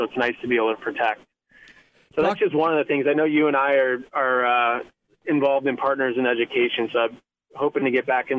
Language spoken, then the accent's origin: English; Midwest, United States; now in Santa Barbara, United States; growing up in the Midwest and living in a lot of places, it's just the best place you could ever be. And I just love Santa Barbara, and I love all the people here.